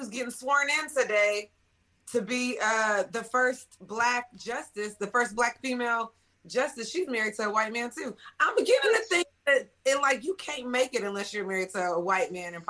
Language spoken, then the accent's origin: English; Dallas, Texas, United States; Because it's Dallas, I'm from Dallas, right?